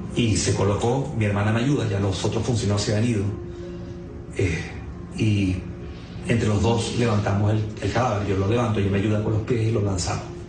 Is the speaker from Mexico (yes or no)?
no; Chile; now in Maracay, Venezuela; Soy chileno residente.